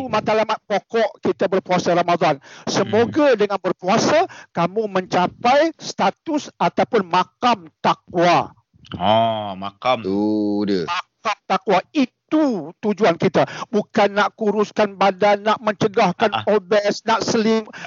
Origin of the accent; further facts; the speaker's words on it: Bayan Lepas, Penang, Malaysia; Saya dari Pulau Pinang. Memang asal oh. Pulau Pinang Dr. Alhamdulillah dari Pulau Pinang bayar lepas.